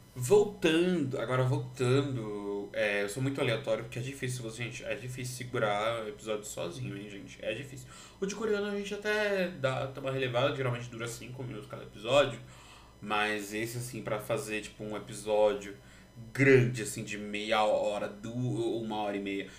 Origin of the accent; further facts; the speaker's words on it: Brazil; Como brasileiro